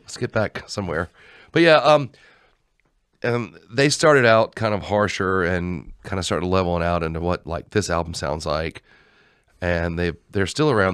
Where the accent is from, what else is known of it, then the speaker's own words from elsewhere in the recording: Georgia, United States; we're from Georgia.